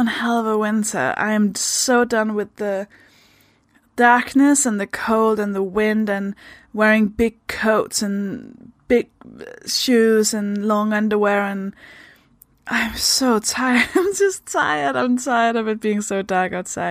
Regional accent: Denmark; English is a second language; moved away; I'm from Denmark. That should explain the accent

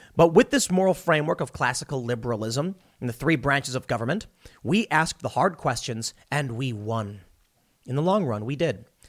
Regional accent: Chicago, Illinois, United States; moved away; also born or lived in New York; I grew up in Chicago

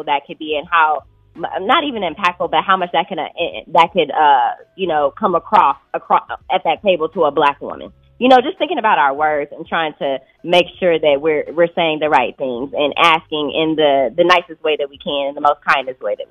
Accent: Austin, Texas, United States; I'm from Austin, Texas. I grew up in Texas

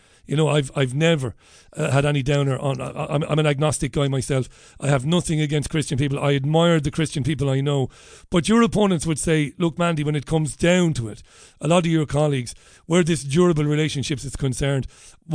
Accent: Ireland; us as Irish people

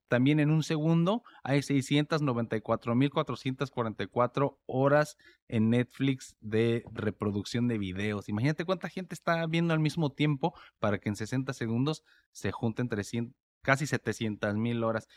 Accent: Mexico; now in United States; yo vivo en Estados Unidos y soy mexicano

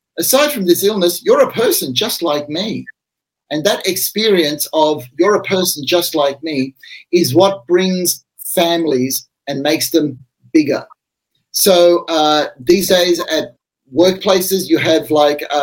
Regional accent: Australia; I'm an Australian.

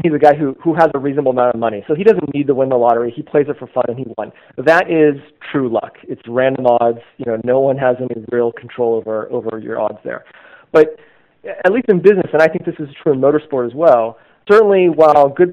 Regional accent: north of Sacramento, Northern California, United States; also born or lived in Bay Area, California; as a kid, I grew up in Northern California, so not far from where I live today

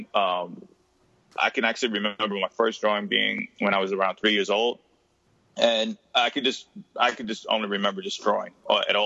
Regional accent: New York City, New York, United States; I'm from Jamaica, Queens, New York, originally

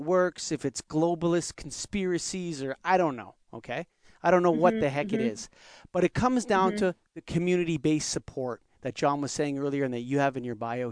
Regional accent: Canada; This is my passport. It says I'm Canadian

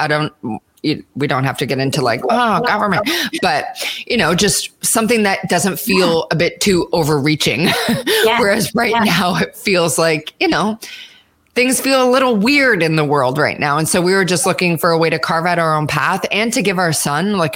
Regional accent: Canada; moved away; I'm Canadian

